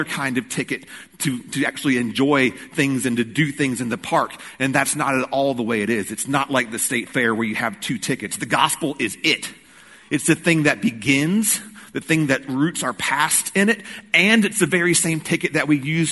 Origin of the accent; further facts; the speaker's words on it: Rocky Mount, North Carolina, United States; now in Greensboro, United States; Growing up in Rocky Mount, I went all the time